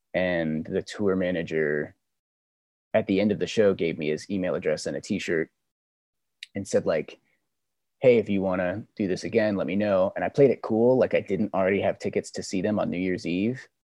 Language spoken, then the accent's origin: English; Memphis, Tennessee, United States; moved away as an adult; also born or lived in San Diego / Puerto Rico; now in Los Angeles, United States; I was born in San Diego, but I think I'm from I'm from Memphis, Tennessee. From I lived there for about 15 years